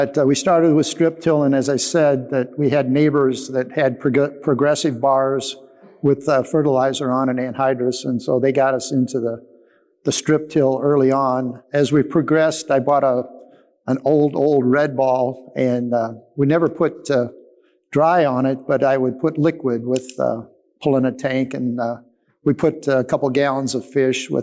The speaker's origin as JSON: {"language": "English", "town": "Streator", "region": "Illinois", "country": "United States", "tie": "born or raised there", "said": "from Streator, Illinois"}